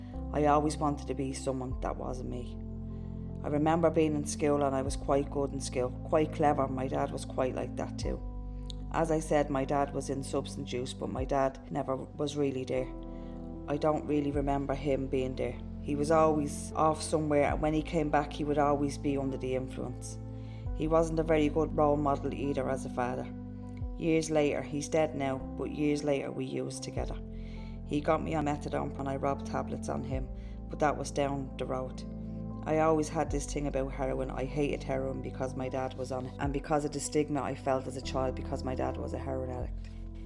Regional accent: Dublin, Leinster, Ireland; We moved to a different part of Dublin when I was 11. But when I was a kid, we grew up in Ballymun.

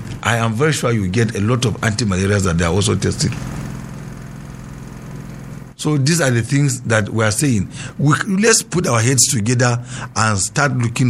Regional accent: Kanke, Plateau, Nigeria; my place, let's say in Kanke, I'm from Kanke

